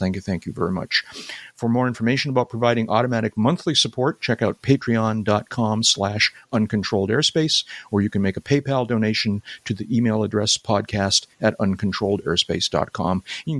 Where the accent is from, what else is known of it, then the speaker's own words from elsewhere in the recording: Massachusetts, United States; moved away; I grew up, I was born in Massachusetts.